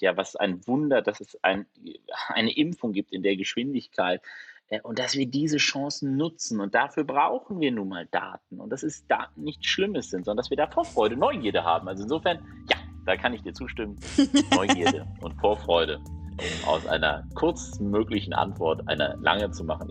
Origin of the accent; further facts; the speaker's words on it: Germany; wir als Deutsche